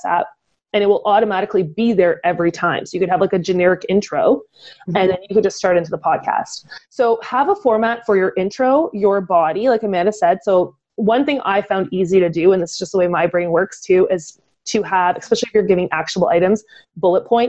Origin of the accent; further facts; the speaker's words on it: Canada; we're Canadian